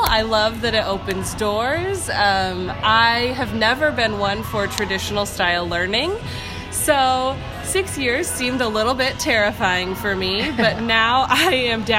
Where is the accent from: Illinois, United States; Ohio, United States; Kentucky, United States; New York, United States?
Illinois, United States; Washington; moved away as an adult; now in Bloomington, United States; I'm from Washington, Illinois. Small town, Washington. I grew up in Crossroads United Methodist Church, which is a fairly large Methodist church for Southern Illinois, or Central Illinois.